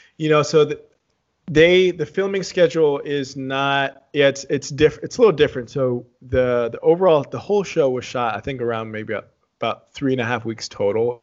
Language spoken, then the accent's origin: English; San Antonio, Texas, United States; also born or lived in Dallas; I grew up in Texas, born and raised, I was born in Dallas, grew up in San Antonio, uh, spent, yeah, my childhood in San Antonio